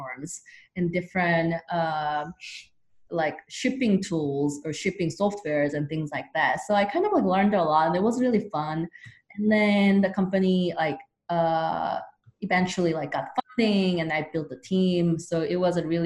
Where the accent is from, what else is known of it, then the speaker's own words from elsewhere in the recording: South Korea; now in United States; I'm originally from South Korea